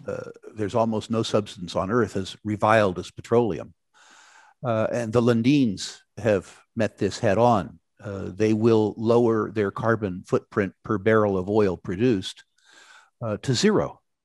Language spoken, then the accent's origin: English; California, United States; in my home state, California